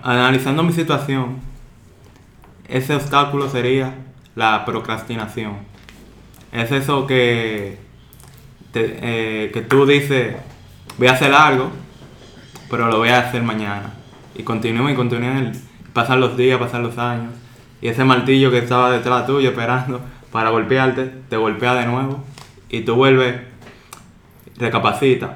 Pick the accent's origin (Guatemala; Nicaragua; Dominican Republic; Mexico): Dominican Republic; soy dominicano, tengo 21 años de edad